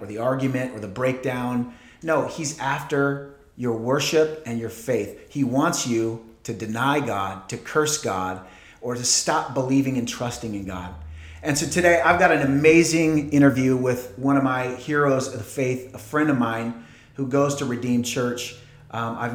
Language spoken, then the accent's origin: English; Portland, Oregon, United States; moved away; I grew up in Portland, Oregon